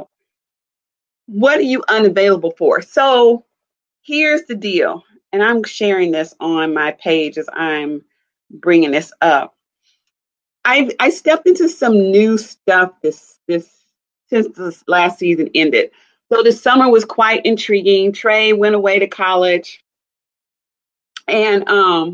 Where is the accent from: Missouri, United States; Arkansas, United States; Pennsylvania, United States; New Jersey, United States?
Missouri, United States; Kansas City; also born or lived in Chicago area, Illinois; now in Chicago, United States; I'm from the Kansas City, Missouri area, and I live in the Chicago area